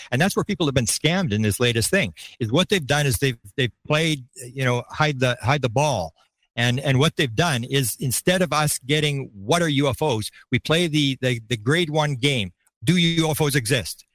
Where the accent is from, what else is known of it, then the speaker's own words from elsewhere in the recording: Canada; I'm a Canadian.